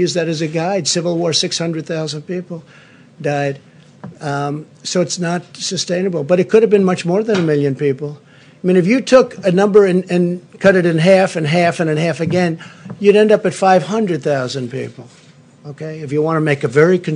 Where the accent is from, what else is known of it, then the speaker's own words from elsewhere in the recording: New York City, New York, United States; growing up in Queens